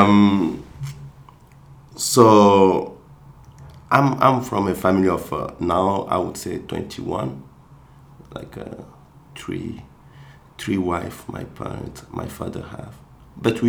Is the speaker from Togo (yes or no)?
yes; Togo; first language Kabye; English is a second language; moved away; I'm from a village, Kronchome, where I grew up